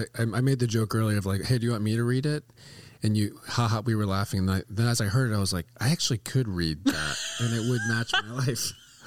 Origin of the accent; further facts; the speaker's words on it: the South, United States; I grew up in the South